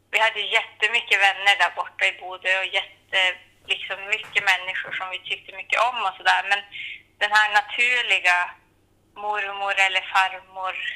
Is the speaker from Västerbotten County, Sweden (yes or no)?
yes; Saxnäs, Västerbotten County, Sweden; moved away as an adult; also born or lived in Skellefteå / Bodø, Norway; Så jag är uppvuxen här, men jag kommer ju från Löbe, fyra kilometer söder om Klimpfjäll. Eh, så jag har ju gått hela min skoltid här i Saxnäs och så. Mm. Så det här, ja, det här är ju mitt hem.